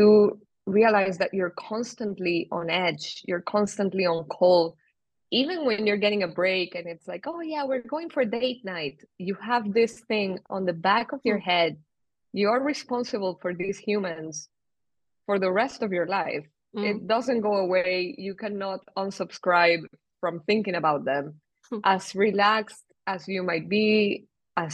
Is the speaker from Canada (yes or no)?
no; Venezuela; moved away as an adult; also born or lived in Spain / England; now in Switzerland; I moved from Venezuela, then to Spain, then to England, and then to Switzerland.